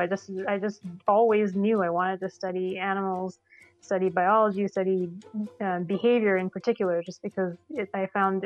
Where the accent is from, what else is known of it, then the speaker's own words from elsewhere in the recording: Sri Lanka; I grew up in Sri Lanka